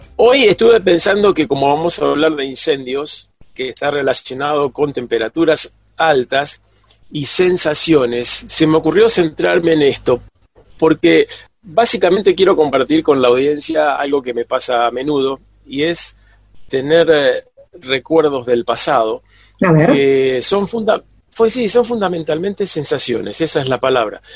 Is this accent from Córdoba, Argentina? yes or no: no; Buenos Aires, Argentina; moved away; cuando era chico en el Colegio Salesiano en Buenos Aires